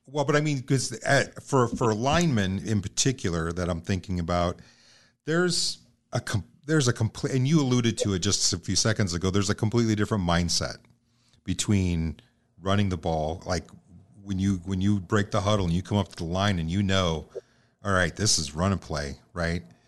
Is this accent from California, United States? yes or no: no; Omaha, Nebraska, United States; I'm also from South Omaha